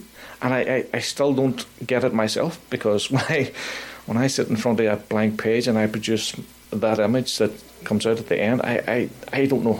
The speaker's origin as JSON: {"language": "English", "town": "Belfast", "region": "Northern Ireland", "country": "United Kingdom", "tie": "born or raised there", "moved": "yes", "lives_now": "Nova Scotia, Canada", "said": "my life growing up in Belfast, what it was like to live through the Troubles, what it was like to lose friends within the Troubles"}